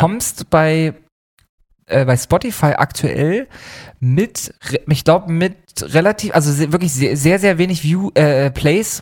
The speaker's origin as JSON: {"language": "German", "region": "eastern Germany", "country": "Germany", "moved": "yes", "lives_now": "Hamburg, Germany", "said": "Wir kommen vom Land beide, wir kommen beide aus dem, aus dem Osten Deutschlands"}